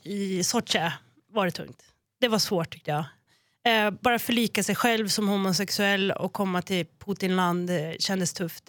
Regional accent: Norrland, Sweden; som norrlänning

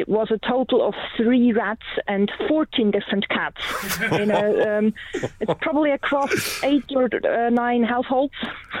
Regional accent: Switzerland; moved away; I'm from Switzerland.

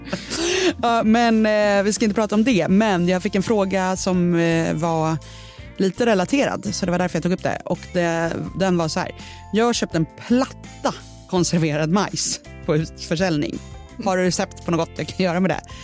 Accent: Sweden; som svensk

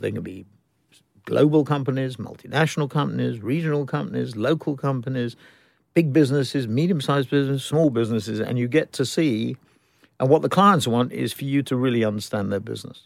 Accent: London, United Kingdom; I was born up in the, eh, born in the ghetto in northwest London, uh, midway between, I guess, Golders Green and Mill Hill, but then we graduated to Mill Hill.

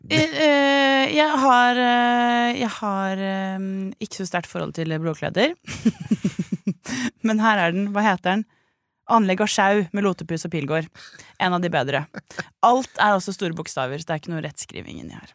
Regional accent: Tønsberg, Vestfold, Norway; Jeg er fra Tønsberg, født i 95.

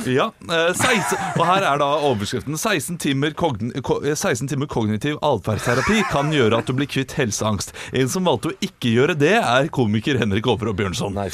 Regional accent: Asker, Akershus, Norway; som kommer fra Asker.

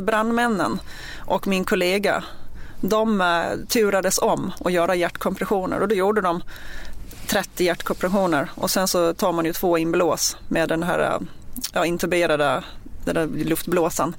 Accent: Gotland, Sweden; accent: Gotlandic; moved away as an adult; now in Stockholm, Sweden; jag är uppvuxen på Gotland och eh, flyttade upp till Stockholm med anledningen att jag började på POS och det var i augusti 2004

